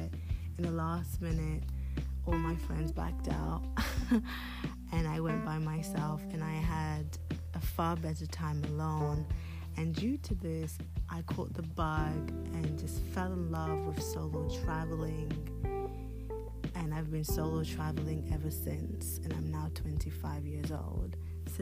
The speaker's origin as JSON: {"language": "English", "country": "United Kingdom", "tie": "born or raised there", "also_born_or_lived": "Democratic Republic of the Congo / Nigeria / Côte d'Ivoire / Paris, France", "said": "Prior to coming to the UK with my mother when I was 6 years old"}